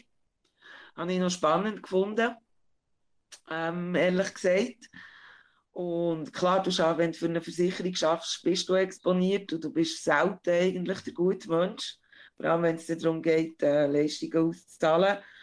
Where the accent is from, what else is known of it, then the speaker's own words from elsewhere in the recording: Bern, Switzerland; meiner Heimatstadt